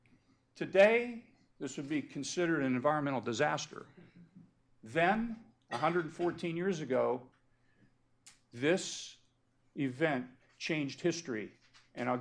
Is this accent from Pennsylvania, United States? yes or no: yes; Pennsylvania, United States; in my home state of Pennsylvania